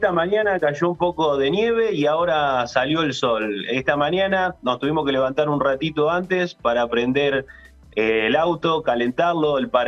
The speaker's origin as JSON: {"language": "Spanish", "town": "Ushuaia", "region": "Tierra del Fuego", "country": "Argentina", "tie": "born or raised there", "said": "No, soy fueguino, nacido en Tierra del Fuego, Ushuaia"}